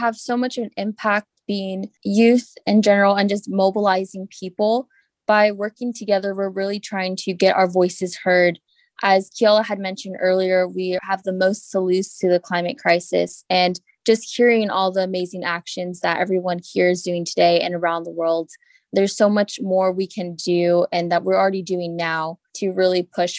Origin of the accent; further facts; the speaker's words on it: Florida, United States; Well, I grew up in South Florida, and I was actually born during the 2005 hurricane season.